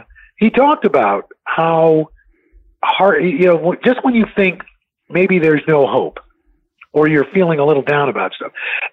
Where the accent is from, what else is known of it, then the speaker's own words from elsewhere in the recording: New York City, New York, United States; growing up in New York City, when I was a kid, seeing a Bill McCrary or a J.J. Johnston or a Gil Noble or Melba Tolliver, Bob Teague, all these folks